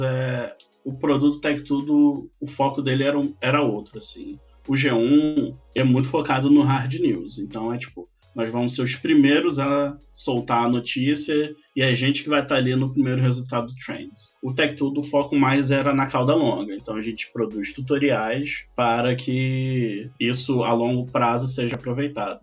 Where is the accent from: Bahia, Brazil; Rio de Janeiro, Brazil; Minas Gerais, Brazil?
Rio de Janeiro, Brazil; Niterói; moved away as an adult; now in São Paulo, Brazil; Nasci em Niterói